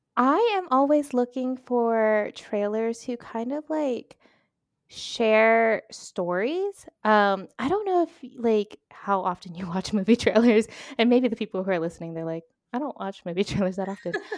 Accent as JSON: {"language": "English", "region": "Northern Virginia", "country": "United States", "moved": "as an adult", "lives_now": "Spain", "said": "originally I am from Virginia, specifically Northern Virginia, uh, and now I have been in Spain for seven, eight-ish years collectively"}